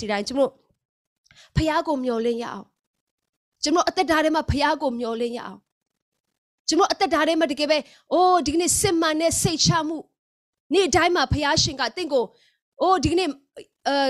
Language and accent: Burmese; Myanmar